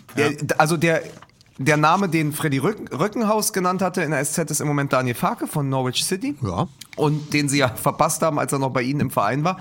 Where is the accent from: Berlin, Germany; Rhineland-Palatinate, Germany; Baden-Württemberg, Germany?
Berlin, Germany; als Berliner und als Hertha-Fan